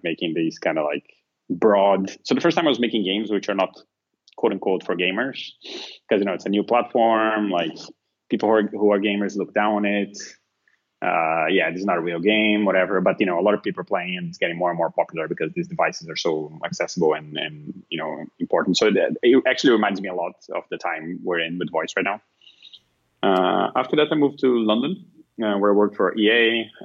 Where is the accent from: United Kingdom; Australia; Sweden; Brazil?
Brazil; moved away as an adult; also born or lived in Finland; now in Portugal; I'm originally from Brazil